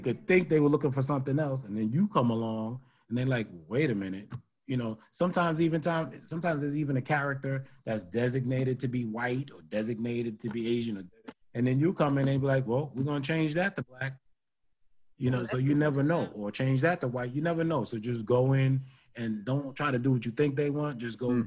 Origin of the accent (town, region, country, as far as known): New York City, New York, United States; born or raised there; moved away as an adult; now in New Jersey, United States